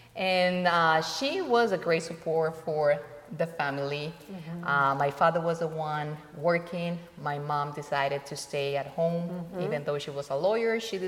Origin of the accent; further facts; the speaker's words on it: Colombia; born there; Well, yeah, I was born in Colombia. Almost 51 years ago.